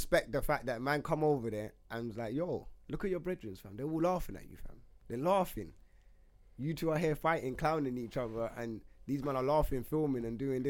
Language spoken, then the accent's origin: English; England, United Kingdom; I don't know, but I'm English.